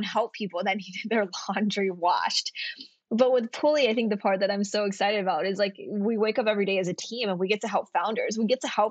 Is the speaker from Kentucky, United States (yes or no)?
yes; Kentucky, United States; moved away as an adult; I'm from Kentucky and I came out to Stanford for college